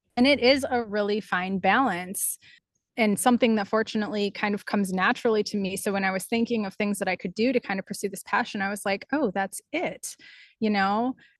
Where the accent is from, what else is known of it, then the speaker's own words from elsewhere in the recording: Wausau, Wisconsin, United States; my hometown, which is Wausau, Wisconsin